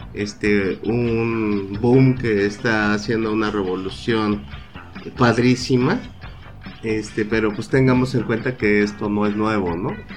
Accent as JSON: {"language": "Spanish", "country": "Mexico", "said": "los mexicanos somos excelentes integradores"}